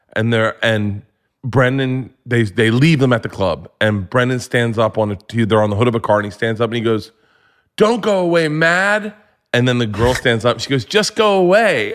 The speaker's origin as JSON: {"language": "English", "region": "Florida", "country": "United States", "tie": "born or raised there", "said": "I grew up in Florida"}